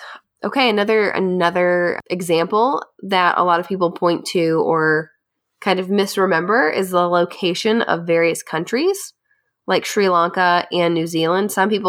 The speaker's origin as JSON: {"language": "English", "town": "Lexington", "region": "Kentucky", "country": "United States", "tie": "born or raised there", "said": "Growing up in Lexington, the peanut butter plant is there."}